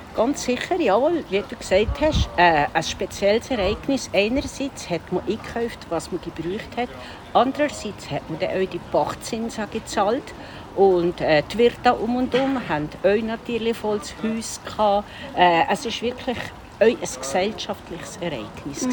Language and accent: German; Stalden, Valais, Switzerland; moved away as an adult; now in Visp, Switzerland; Ich bin von Stahlen, das ist ein kleines Dorf in einem Fischbertaler, so also sieben Kilometer von hier Richtung Süden